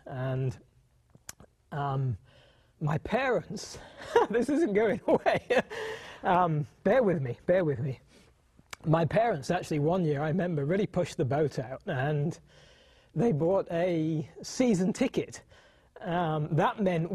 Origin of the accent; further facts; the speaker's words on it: United Kingdom; now in United States; I was born and raised in the United Kingdom